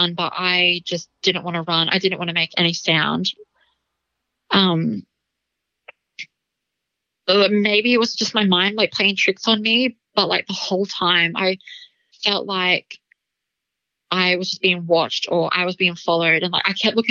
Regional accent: Blackwater, Queensland, Australia; I grew up in Blackwater in central Queensland

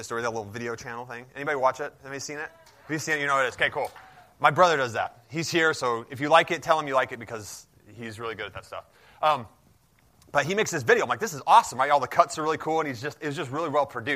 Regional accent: Salt Lake City, Utah, United States; I said, Salt Lake

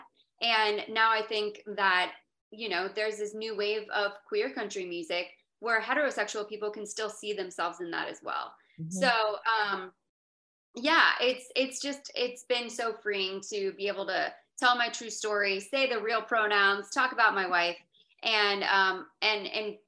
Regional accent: Florida, United States; I'm from Florida.

